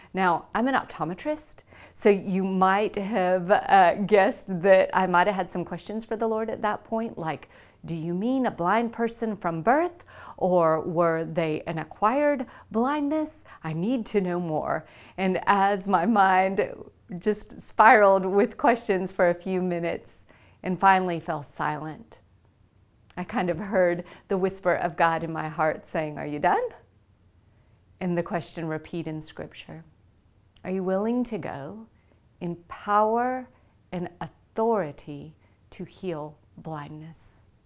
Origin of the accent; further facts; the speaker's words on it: the South, United States; also born or lived in India; I grew up in the South, brought up in a Hindu home, but in the South